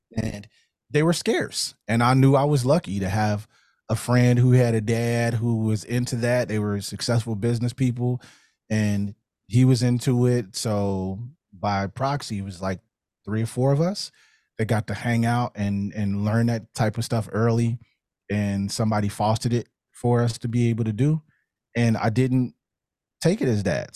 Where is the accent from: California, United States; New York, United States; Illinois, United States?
Illinois, United States; Chicago; moved away as an adult; also born or lived in Cincinnati area, Ohio; born and raised in Chicago on the West Side